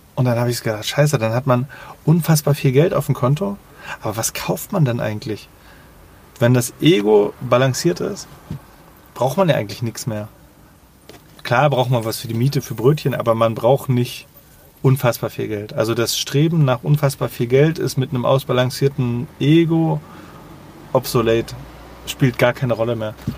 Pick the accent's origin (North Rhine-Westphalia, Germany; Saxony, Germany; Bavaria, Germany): Saxony, Germany; Leipzig; als Leipziger